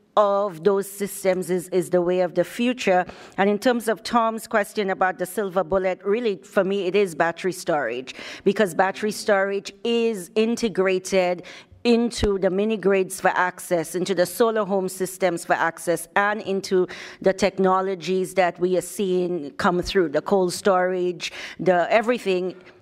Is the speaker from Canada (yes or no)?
no; St. Lucia; moved away; I'm from St. Lucia originally in the Caribbean